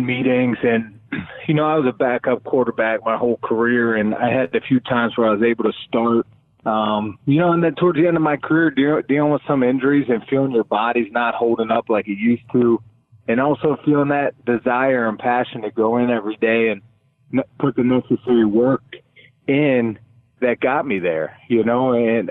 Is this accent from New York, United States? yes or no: no; Pittsburgh, Pennsylvania, United States; moved away as an adult; also born or lived in Oakland; growing up in Western Pennsylvania, you know, in Pittsburgh